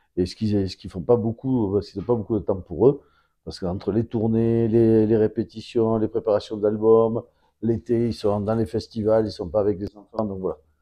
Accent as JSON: {"language": "French", "town": "Bordeaux", "region": "Nouvelle-Aquitaine", "country": "France", "also_born_or_lived": "Basque Country / South-West France", "said": "en tant que Bordelais"}